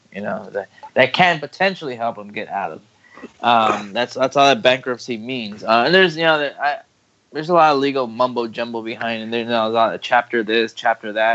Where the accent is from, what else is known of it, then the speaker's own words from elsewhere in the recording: Texas, United States; my hometown in Texas